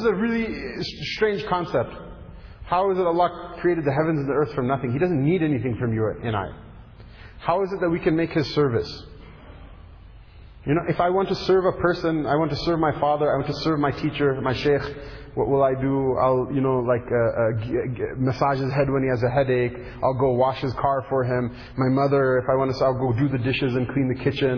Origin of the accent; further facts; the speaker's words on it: United States; I come from America